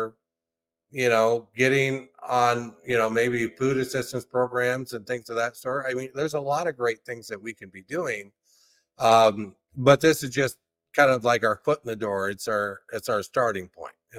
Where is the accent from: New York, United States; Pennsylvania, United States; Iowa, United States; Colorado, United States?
Iowa, United States; Durant; I was from Durant